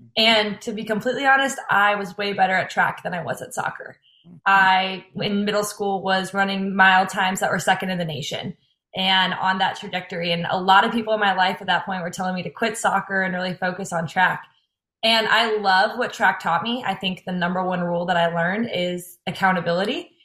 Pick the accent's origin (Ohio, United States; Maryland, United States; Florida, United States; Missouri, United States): Missouri, United States; St. Louis; moved away as an adult; now in Iowa, United States; I'm from St. Louis, Missouri originally